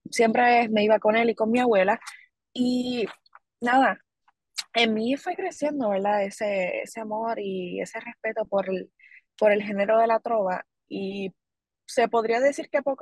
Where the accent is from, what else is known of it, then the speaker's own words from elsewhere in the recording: Corozal, Puerto Rico; de verdad estoy muy agradecida con, con esa oportunidad que mi pueblo corozaleño me ha brindado.